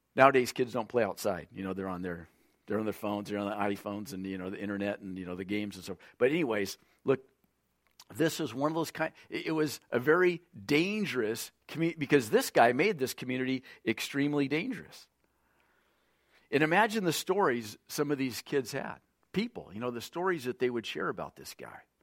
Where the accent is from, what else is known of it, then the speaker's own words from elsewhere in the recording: Lompoc, California, United States; I'm from California, the city of Lompoc